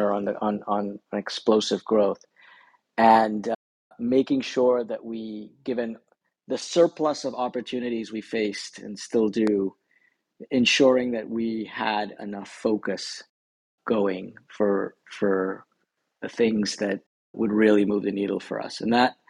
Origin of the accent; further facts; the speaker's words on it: Trinidad & Tobago; moved away; also born or lived in Silicon Valley; I actually grew up in Latin America. I grew up in the Caribbean and Trinidad